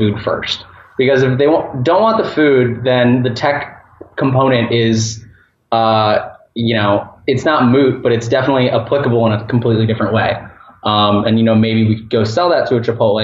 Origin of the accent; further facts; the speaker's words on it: Orlando, Florida, United States; my hometown at near UCF, University of Central Florida in Orlando